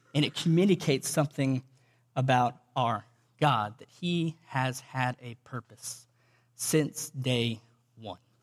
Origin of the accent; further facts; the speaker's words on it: Cuero, Texas, United States; I grew up in Cuero, Texas, about three hours from here